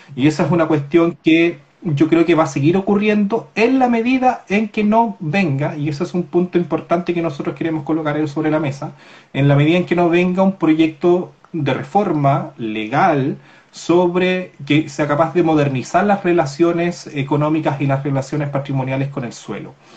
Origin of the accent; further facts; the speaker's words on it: Corral, Los Ríos, Chile; yo soy de Corral